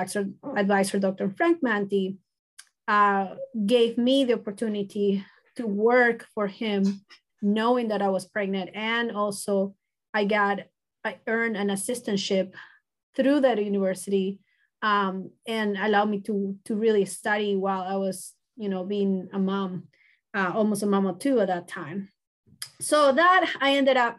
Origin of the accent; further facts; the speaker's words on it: Manta, Manabí, Ecuador; moved away as an adult; also born or lived in Buenos Aires, Argentina / Fargo, North Dakota; now in California, United States; I'm originally from Ecuador, a small country right on the equator, South American country.